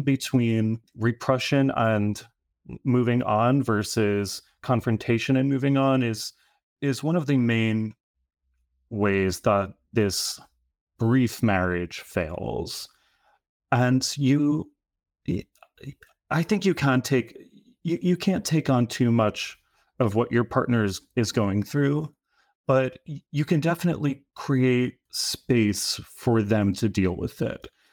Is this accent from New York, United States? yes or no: yes; New York, United States; also born or lived in California; I grew up in Rouge Charles, like, on the border of the Bronx, and spent a few years in California, but then came back to New York